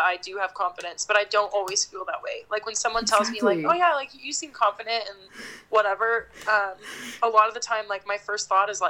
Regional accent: Mariposa, California, United States; moved away as an adult; now in Paso Robles, United States; when I go to visit Mariposa, I'm always sad to leave. Like, I always love it, and it'll be my hometown. But I'm glad I left

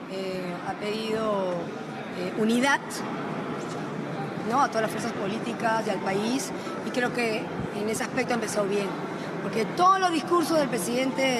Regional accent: Peru; porque acá todos somos peruanos.

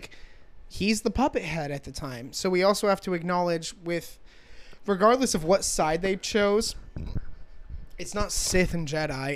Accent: United States; I was raised in a America that was proud of being American

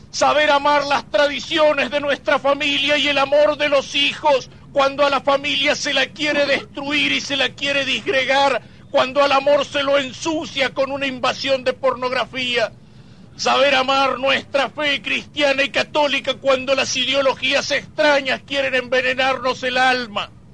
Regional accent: Argentina; somos argentinos

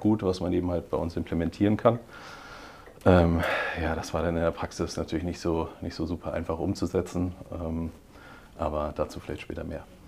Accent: Heidelberg, Baden-Württemberg, Germany; now in Hamburg, Germany; Ich bin äh, aber tatsächlich in Heidelberg geboren

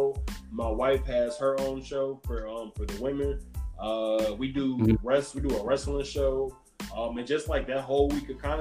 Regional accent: Gary, Indiana, United States; My hometown is Gary, Indiana, which is at the tip

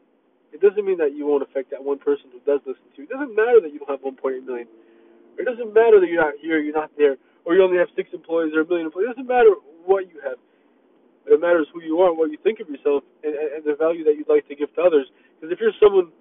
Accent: Miami, Florida, United States; also born or lived in Myrtle Beach, South Carolina / Israel (family); I'm from Miami. I was born in South Carolina, Myrtle Beach. Family's from Israel.

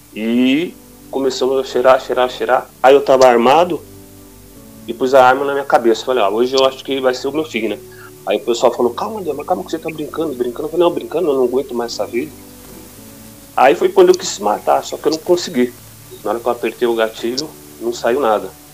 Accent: São Paulo, Brazil; also born or lived in Guarulhos; nós nascemos na Zona Norte, né? Ali na próxima a Santana, Vila Aurora

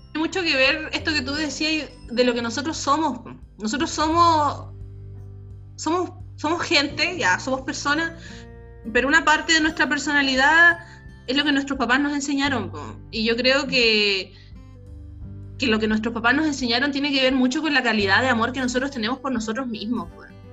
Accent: Iquique, Tarapacá, Chile; yo soy, nosotros somos de Iquique

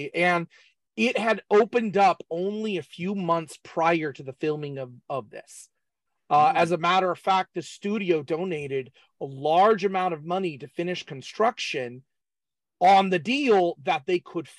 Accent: San Jose, California, United States; I grew up in San Jose in the 1980s.

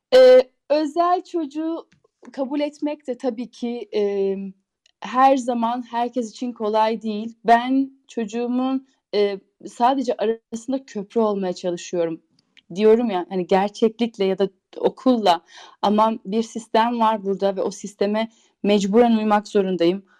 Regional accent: Turkey; moved away as an adult; now in Switzerland; Biz Türküz

